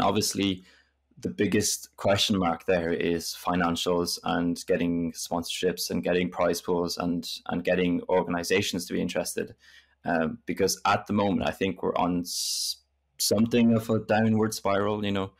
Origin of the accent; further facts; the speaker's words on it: France; English is a second language; And then that comes from growing up in France, which I spent, yeah, most of my life in France, basically.